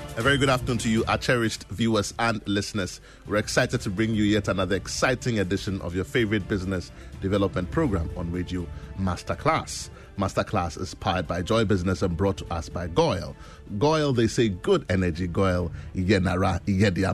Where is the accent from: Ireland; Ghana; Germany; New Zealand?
Ghana; we celebrate everything that makes us Ghanaian